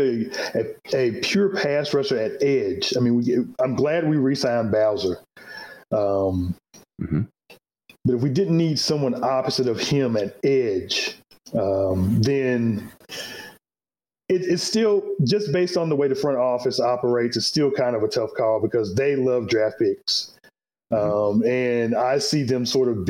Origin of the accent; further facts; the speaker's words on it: Pensacola, Florida, United States; I actually grew up in Pensacola, Florida